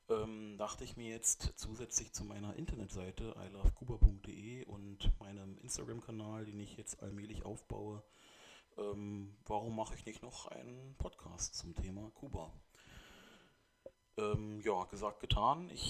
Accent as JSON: {"language": "German", "country": "Germany", "tie": "born or raised there", "said": "nur bin ich in Deutschland aufgewachsen, deswegen... Ähm, wurde mein Name auch eingedeutscht, sozusagen."}